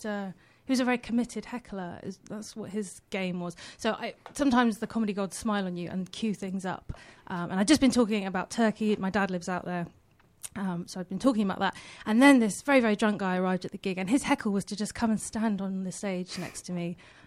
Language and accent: English; West Country, South West England, United Kingdom; also born or lived in Australia; I'm from the West Country.